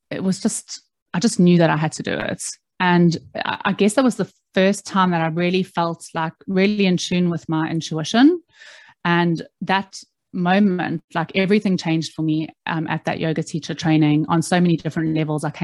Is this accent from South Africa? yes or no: yes; South Africa; moved away as an adult; now in London, United Kingdom; I moved to London from South Africa when I was 21 years old, and uh, I didn't really know what I wanted to do.